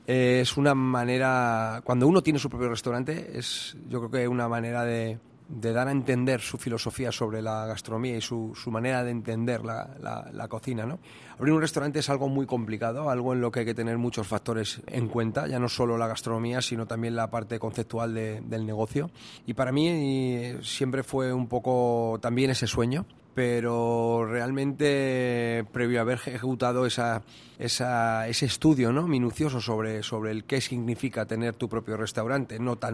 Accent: Toledo, Castilla-La Mancha, Spain; moved away as an adult; now in South Korea; mi pueblo, Toledo

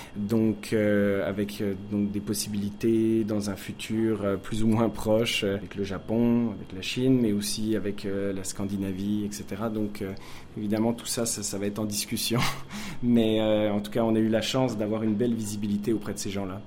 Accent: France; moved away as an adult; now in Montreal, Canada; je suis français d'origine, euh, habitant à Montréal depuis maintenant 14 ans

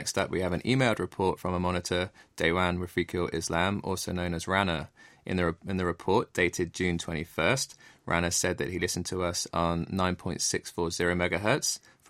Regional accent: England, United Kingdom; As an Englishman, I have to say that I definitely approve of the strawberries and cream, and many of my friends back home will be enjoying some right now as the Wimbledon tennis tournament is in full swing.

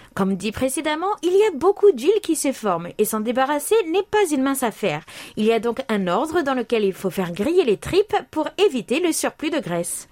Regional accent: France; moved away; chez nous en France

